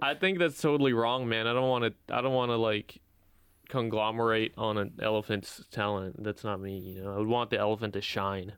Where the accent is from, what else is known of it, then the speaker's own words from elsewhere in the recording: United States; I grew up an American, even though I'm not an American citizen